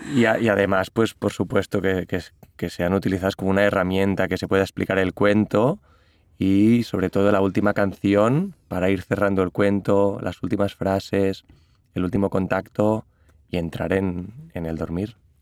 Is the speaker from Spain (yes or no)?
yes; Catalonia, Spain; first language Catalan; Spanish is a second language; yo las escribí primero en catalán porque es mi lengua materna